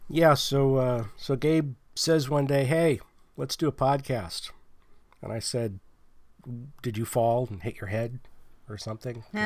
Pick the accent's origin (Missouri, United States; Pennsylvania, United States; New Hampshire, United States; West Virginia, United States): Pennsylvania, United States; now in California, United States; I'm from Pennsylvania